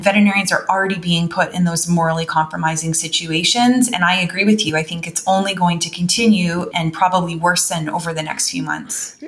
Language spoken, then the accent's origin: English; Canada; also born or lived in North Carolina; as a Canadian